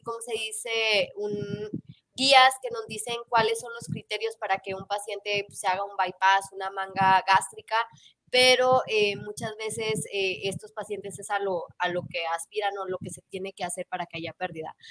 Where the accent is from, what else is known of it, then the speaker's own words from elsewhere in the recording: Mexico; nosotros como mexicanos